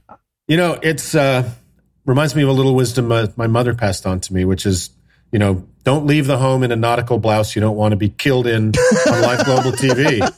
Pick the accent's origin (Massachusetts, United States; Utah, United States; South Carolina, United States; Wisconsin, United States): Utah, United States; I'm from Utah where we have the firing squad.